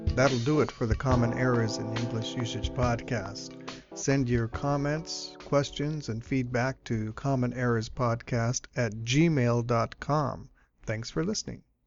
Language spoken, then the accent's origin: English; Bay Area, California, United States; I grew up in the Bay Area